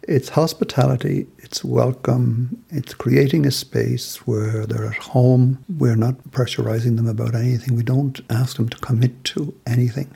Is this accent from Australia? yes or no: no; Ireland; moved away as an adult; now in Belfast, United Kingdom; But as a Southerner living in the North now